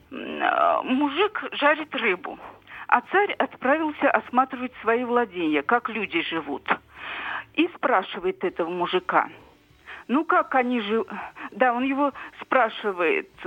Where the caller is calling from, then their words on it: Krasnoyarsk, Krasnoyarsk Krai, Russia; Здравствуйте, я из Красноярска